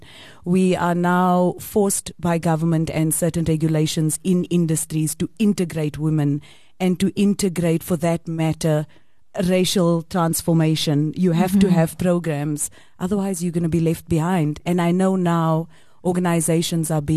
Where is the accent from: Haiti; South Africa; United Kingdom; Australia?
South Africa